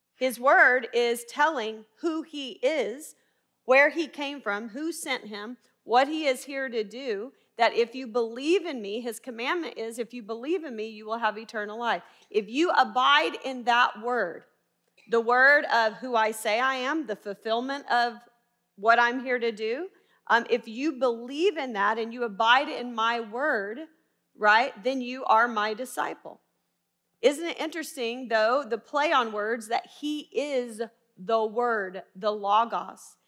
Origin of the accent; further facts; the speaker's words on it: Little Rock, Arkansas, United States; accent: twang; moved away as an adult; also born or lived in Baylor University, Texas; I'm originally from Little Rock. That's why you hear the twang